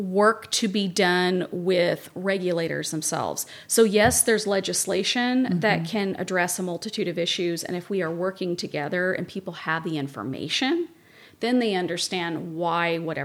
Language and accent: English; Kentucky, United States; now in Santa Barbara, United States; I'm from Kentucky.